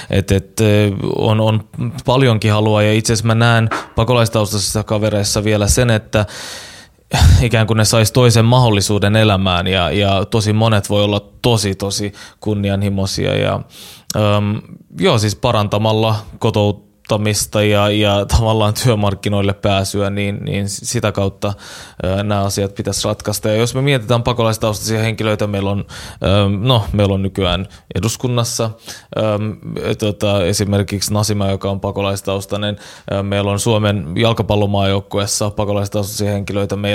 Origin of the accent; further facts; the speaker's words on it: Helsinki, Uusimaa, Finland; mutta oon kasvanut Itä-Helsingissä ja siellä äh, monet kaverit ja niiden, niiden vanhemmat on ollut pakolaistaustaisia.